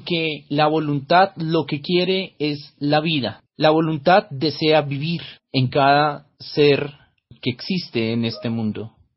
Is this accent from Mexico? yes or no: no; Colombia; Soy el filósofo colombiano